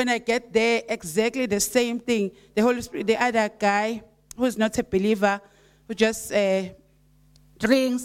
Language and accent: English; Esigodini, Matabeleland South, Zimbabwe; I'm from Esigodini, Itindele area, but I had to go to Scottsville to be with Pastor Jen and everyone.